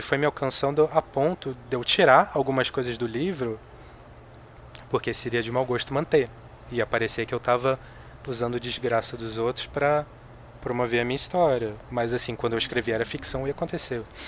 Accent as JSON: {"language": "Portuguese", "region": "Rio de Janeiro", "country": "Brazil", "tie": "born or raised there", "moved": "as an adult", "lives_now": "São Paulo, Brazil", "said": "Eu sou carioca. Eu morei no Rio de Janeiro até os 29 anos de idade."}